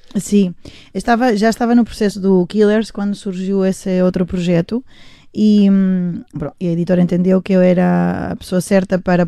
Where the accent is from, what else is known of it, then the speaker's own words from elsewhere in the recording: Spain; Portuguese is a second language; now in Portugal; somos todos da mesma geração, é. sim, e parece que vivemos em Espanhas diferentes, que crescemos em Espanhas diferentes